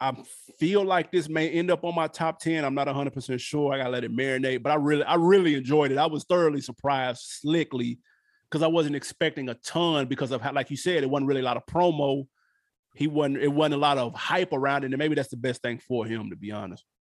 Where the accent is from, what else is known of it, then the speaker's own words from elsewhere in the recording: New York, United States; I'm from New York